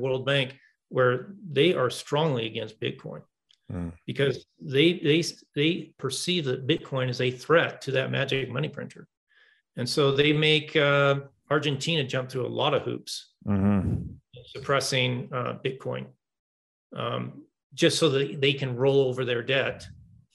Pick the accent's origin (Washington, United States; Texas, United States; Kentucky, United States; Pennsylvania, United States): Washington, United States; Seattle area; I'm from the Southwest, the Northwest. In the Seattle area and state of Washington